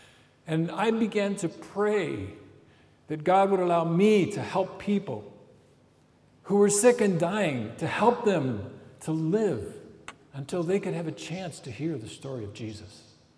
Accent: Cambodia; when I was a 14-year-old boy growing up in Cambodia, I watched my parents as they were serving and preaching the gospel to Cambodians.

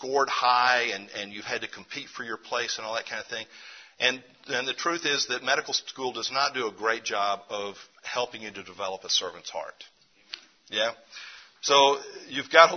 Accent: Memphis, Tennessee, United States; we were raised to do in Memphis, Tennessee.

